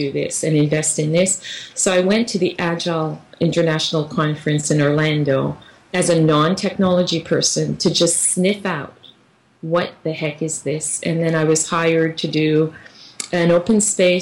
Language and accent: English; Canada; moved away; I'm from Canada.